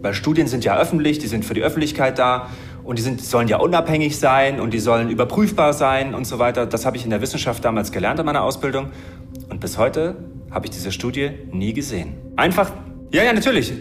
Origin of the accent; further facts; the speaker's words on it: Germany; Ich bin ja in der DDR aufgewachsen